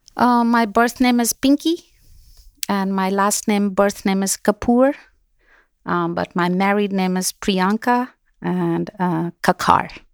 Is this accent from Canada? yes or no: no; Kabul, Afghanistan; moved away; also born or lived in Kandahar, Afghanistan; I grew up in Kabul